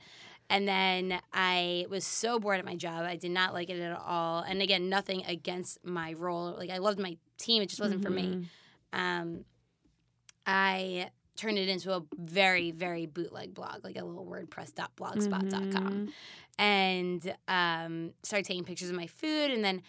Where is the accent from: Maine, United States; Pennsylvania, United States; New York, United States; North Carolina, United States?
New York, United States; Manhasset; born or raised there